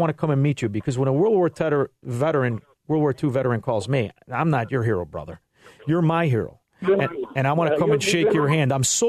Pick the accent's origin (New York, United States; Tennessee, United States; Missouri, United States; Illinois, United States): Illinois, United States; Chicago; I'm from Chicago